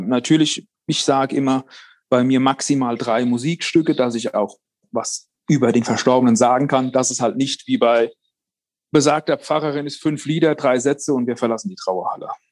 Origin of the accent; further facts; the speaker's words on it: Worms, Rhineland-Palatinate, Germany; bei uns in Worms